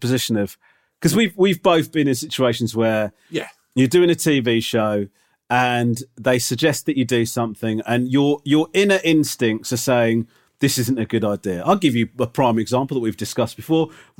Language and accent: English; United Kingdom; Listen, I am a British sports fan, man of the match for me, right?